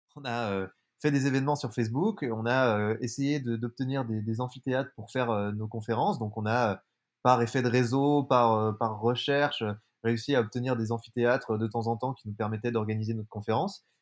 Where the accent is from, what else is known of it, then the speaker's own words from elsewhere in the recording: Jura, Bourgogne-Franche-Comté, France; moved away; je suis originaire du Jura, un petit village de 200 habitants entre Lyon et Genève